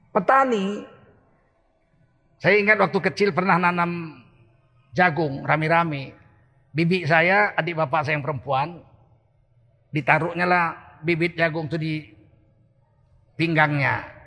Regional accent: Medan, North Sumatra, Indonesia; moved away as an adult; now in Jakarta, Indonesia; Dan saya ini tinggal di Medan, lahir di Medan. Sampai sarjana, sampai dosen di USU, saya masih di Medan. Tahun 1998 akhir baru saya pindah ke Jakarta.

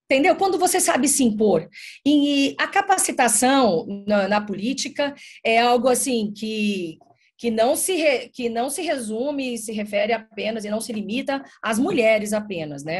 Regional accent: Mato Grosso do Sul, Brazil; eu sou aqui do Mato Grosso do Sul, eu faço divisa com, com vocês

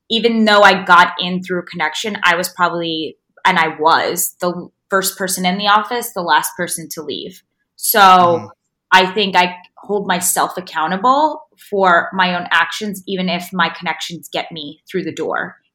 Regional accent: south of France, France; moved away as an adult; also born or lived in Long Island, New York, United States / Paris, France; now in New York, United States; So I was born in Long Island and moved mm-hmm. to France when I was ten years old. My mom is French and my dad's Russian, so I definitely have a, you know, an international background. Yeah. And grew up six years in the south of France and then two years in Paris came back to New York when I was 18

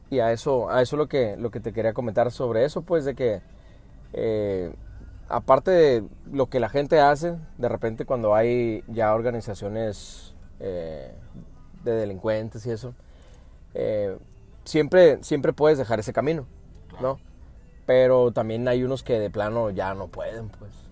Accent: Phoenix, Arizona, United States; Soy de fuera. Soy de Estados Unidos, de hecho. No sé si, si se nota o qué, pero...

